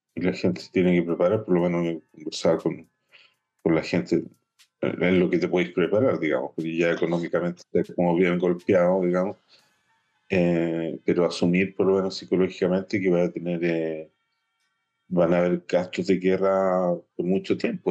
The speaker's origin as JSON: {"language": "Spanish", "country": "Chile", "moved": "yes", "lives_now": "Israel", "said": "como comunidad chilena de Israel, de la cual los dos somos directivos"}